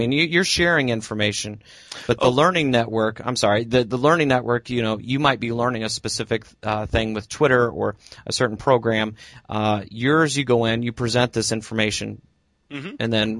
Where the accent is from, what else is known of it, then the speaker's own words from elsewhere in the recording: Normal, Illinois, United States; I'm your host, and I'm a sixth grade social studies teacher and language arts teacher from Normal, Illinois. We are both from Illinois.